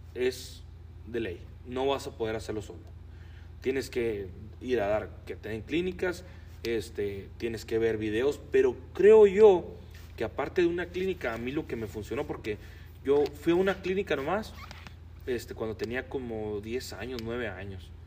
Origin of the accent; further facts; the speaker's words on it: Rubio, Chihuahua, Mexico; now in United States; nosotros somos de Rubio